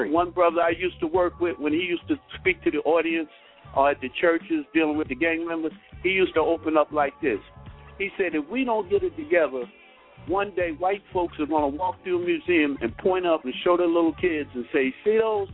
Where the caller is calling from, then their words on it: New Jersey, United States; I'm calling from New